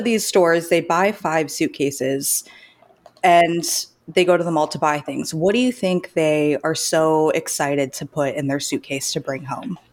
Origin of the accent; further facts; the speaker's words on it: Sarasota, Florida, United States; moved away as an adult; also born or lived in Orlando, Florida; now in Canada; I'm from the Sarasota area, so I grew up on the beach